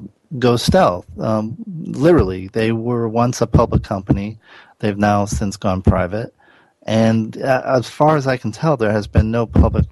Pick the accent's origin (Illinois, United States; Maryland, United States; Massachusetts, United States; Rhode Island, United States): Rhode Island, United States; Providence; now in Santa Monica, United States; where I grew up in Providence. There was has a strong mafia history